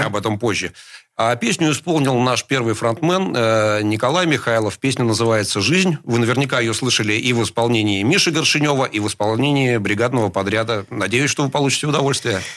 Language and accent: Russian; Saint Petersburg, Russia; Я родился в Питере 53 года назад э, в пролетарской семье